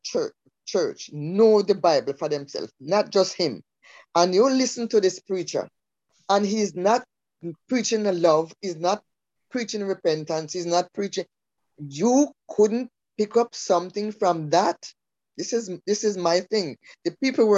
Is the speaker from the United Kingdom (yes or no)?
no; Jamaica; growing up in Jamaica, born and raised there